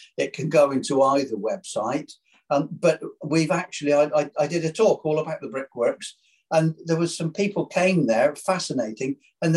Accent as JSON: {"language": "English", "town": "Burnham-on-Sea", "region": "South West England", "country": "United Kingdom", "tie": "born or raised there", "said": "I was born in Burnham, and I've lived in Burnham all my life"}